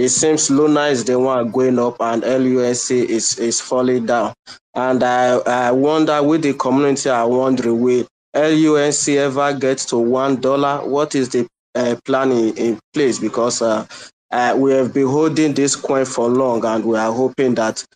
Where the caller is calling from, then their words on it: Nigeria; I'm calling from Nigeria.